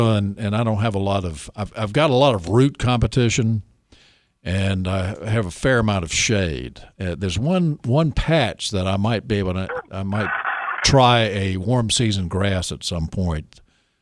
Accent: Nash County, North Carolina, United States; I grew up in Nash County

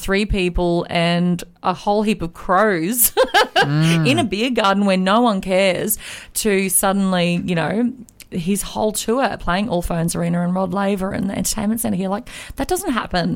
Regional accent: Moranbah, Queensland, Australia; we grew up in Moranbah together

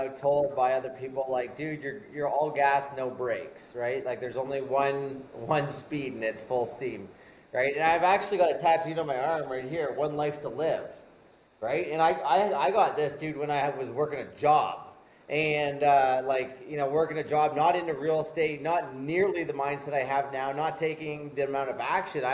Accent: Canada; I'm Canadian

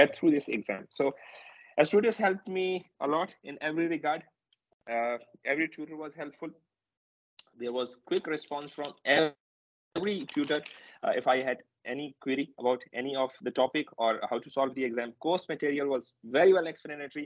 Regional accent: Pakistan; English is a second language; moved away; my home country, in Pakistan

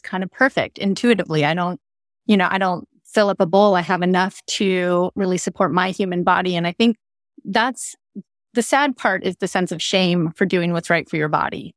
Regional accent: California, United States; being a Californian

